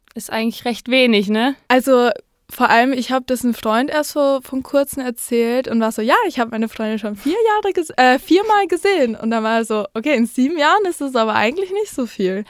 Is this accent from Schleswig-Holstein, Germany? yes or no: no; near the Europa-Park, Baden-Württemberg, Germany; ich komme ganz aus der Nähe vom Europapark